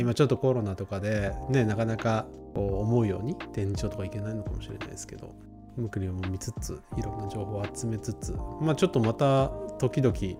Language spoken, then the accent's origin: Japanese; Nagano, Japan; moved away; 地元は長野なんだけど